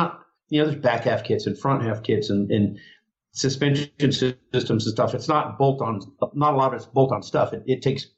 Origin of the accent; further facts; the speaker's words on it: Rapid City, South Dakota, United States; born there; now in California, United States; We were both born in Rapid City, South Dakota